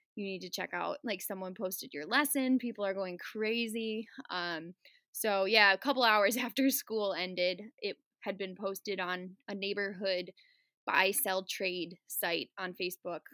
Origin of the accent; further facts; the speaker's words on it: Burlington, Wisconsin, United States; also born or lived in Chicago / Boston; I am a fourth grade teacher in Burlington, Wisconsin. Uh, this is my hometown. I was born in Chicago